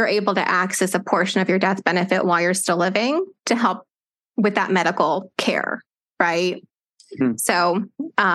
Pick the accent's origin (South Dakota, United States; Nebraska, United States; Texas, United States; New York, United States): Texas, United States; Austin; moved away as an adult; now in Lake Charles, United States; I grew up in Austin, Texas, and moved here about 2 years ago because I was about to marry my husband